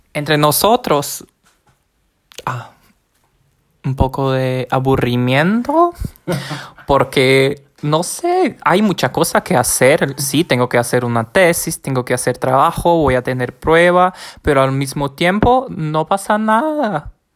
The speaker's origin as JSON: {"language": "Spanish", "town": "Maceió", "region": "Alagoas", "country": "Brazil", "second_language": "Spanish", "said": "Tengo 26 años, soy de Brasil, de la ciudad de Maceió"}